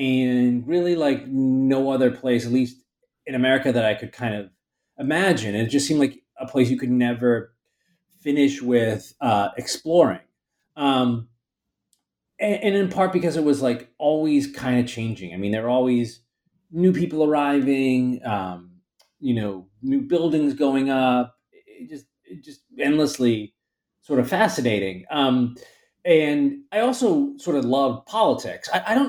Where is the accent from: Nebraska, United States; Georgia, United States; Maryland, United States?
Maryland, United States; Baltimore; moved away as an adult; also born or lived in Philadelphia / Bay Area, California; now in New York, United States; I grew up in Baltimore, Maryland, which is, I don't know, maybe 300 or so miles south of here. And, you know, lived in Philadelphia for college, in sort of California